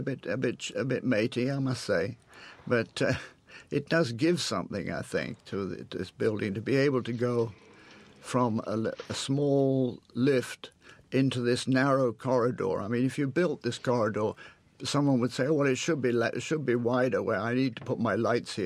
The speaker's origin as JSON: {"language": "English", "region": "England", "country": "United Kingdom", "tie": "born or raised there", "moved": "as an adult", "said": "being an Englishman, actually a Scotsman, in America, and having been brought up in England"}